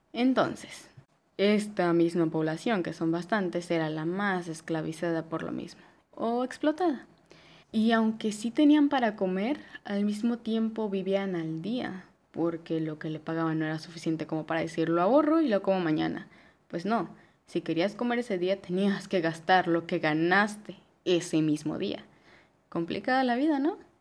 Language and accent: Spanish; Mexico; yo soy mexicana